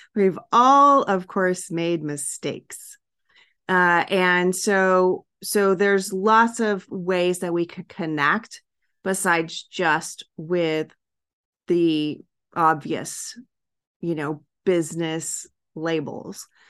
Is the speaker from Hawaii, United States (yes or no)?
yes; Hawaii, United States; moved away; also born or lived in California; we lived in Hawaii